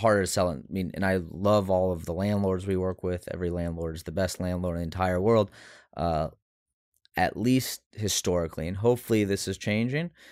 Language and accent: English; Houston, Texas, United States; accent: neutral; I grew up in Houston